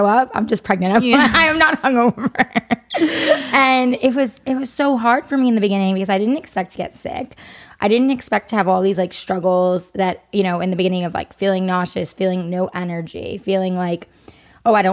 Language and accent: English; New York, United States; I'm a New Yorker